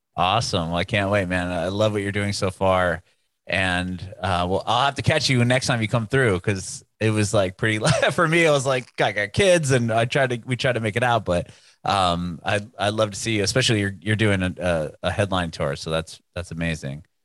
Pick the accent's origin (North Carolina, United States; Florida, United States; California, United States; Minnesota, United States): California, United States; San Diego; now in Nashville, United States; We we're in Nashville now, but I'm, I'm originally from San Diego